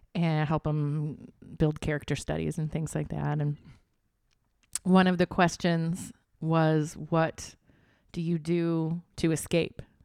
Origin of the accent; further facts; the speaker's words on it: Flint, Michigan, United States; I'm from Flint, Michigan